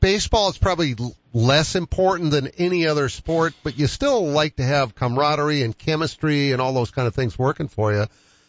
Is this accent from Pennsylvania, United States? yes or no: no; Boston, Massachusetts, United States; now in Sioux Falls, United States; I grew up with it in Boston.